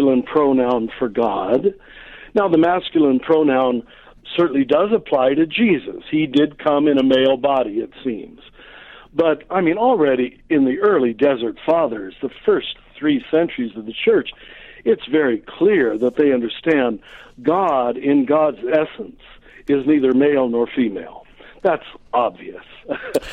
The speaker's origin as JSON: {"language": "English", "country": "United States", "said": "I'm American, but German background."}